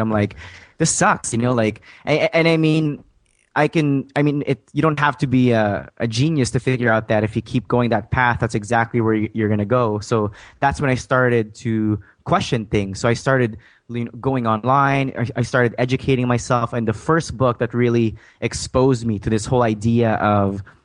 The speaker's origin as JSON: {"language": "English", "country": "Saudi Arabia", "tie": "born or raised there", "also_born_or_lived": "Philippines / Calgary, Alberta, Canada", "second_language": "English", "moved": "yes", "lives_now": "Canada", "said": "I was born in a small farm back in the Philippines, but I was raised in Saudi Arabia."}